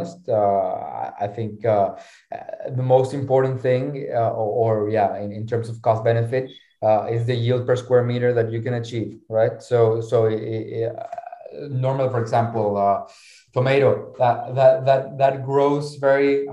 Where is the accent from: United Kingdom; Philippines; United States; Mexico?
Mexico; now in Lisbon, Portugal; I'm originally from Mexico, right? Our farm is in Lisbon